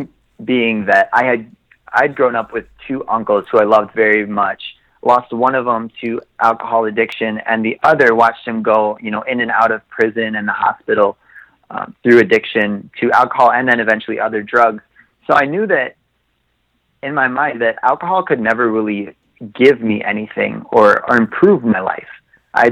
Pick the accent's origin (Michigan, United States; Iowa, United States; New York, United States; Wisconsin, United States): Wisconsin, United States; Oshkosh; I grew up in Oshkosh, Wisconsin